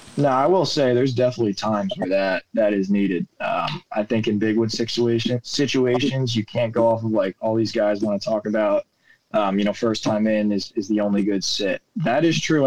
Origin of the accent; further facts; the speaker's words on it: New York, United States; the way I was brought up gun hunting in New York